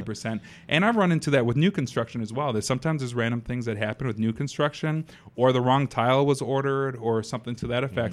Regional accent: Madison, United States; born and raised in Madison

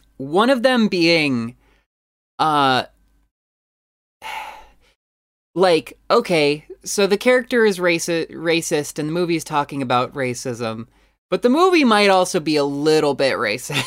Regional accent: United States; I'm dumbass American.

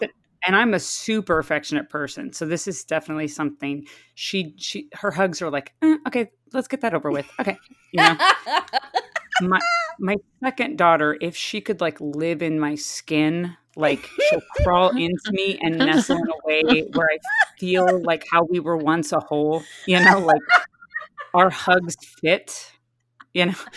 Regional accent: San Diego, California, United States; I grew up in San Diego

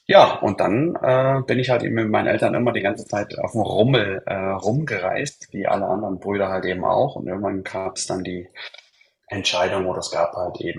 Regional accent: Leipzig, Saxony, Germany; born there; Ja, ich habe ja schon gesagt, wo ich herkomme. Ja, bin ja geboren in Leipzig äh, von einer, Fam äh, einer Schaustellerfamilie.

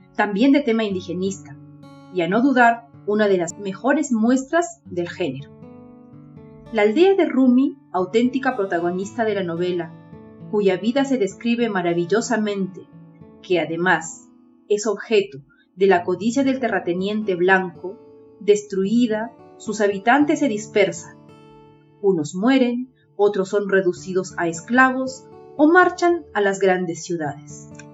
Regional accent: Peru; soy de Perú.

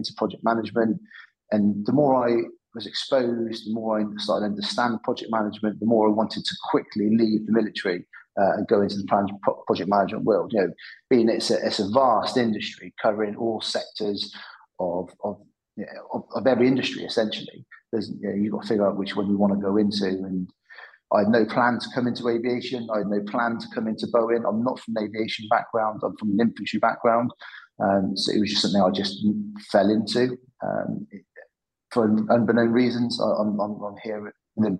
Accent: Cheltenham, South West England, United Kingdom; I'm from Cheltenham in the Midlands.

